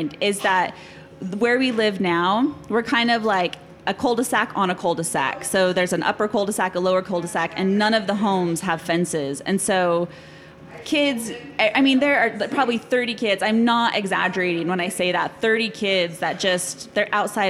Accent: Salt Lake City, Utah, United States; now in Lindon, United States; I grew up in Salt Lake. I grew up in this neighborhood.

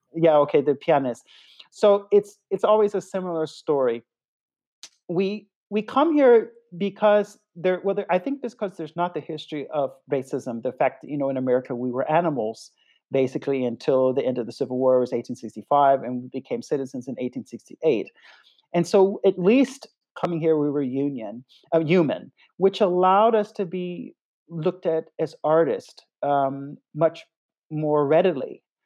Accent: North Carolina, United States; moved away as an adult; also born or lived in Peoria; now in Germany; my home state of North Carolina

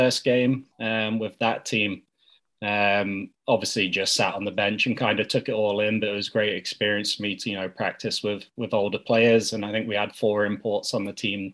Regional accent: Peterborough, East of England, United Kingdom; I grew up in Peterborough. That's kind of my hometown

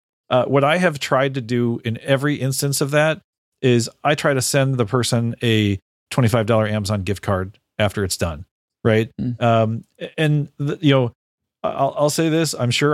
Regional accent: Chicago, Illinois, United States; Like and growing up in the Chicago area. I've had this stuff my whole life.

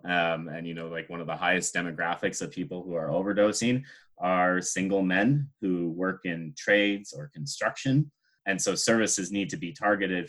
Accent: Nanaimo, British Columbia, Canada; I'm from the island. I was born and raised in Nanaimo, which is a short drive away from Victoria.

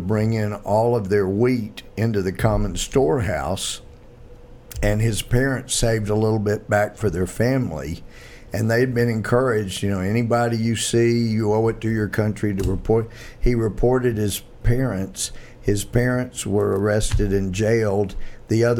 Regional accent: United States; I'm from America

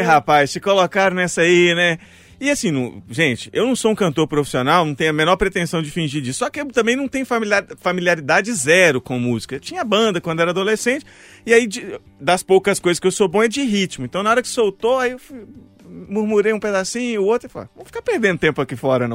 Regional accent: Mariana, Minas Gerais, Brazil; moved away as an adult; now in Belo Horizonte, Brazil; eu sou de Mariana

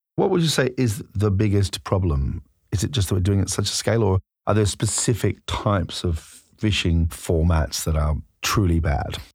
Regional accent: Australia; moved away; I'm originally from Australia

